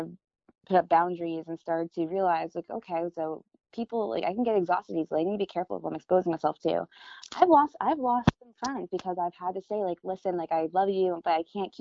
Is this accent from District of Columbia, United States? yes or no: no; Florida, United States; now in California, United States; I'm from Florida too, where it's super flat. We don't really have seasons.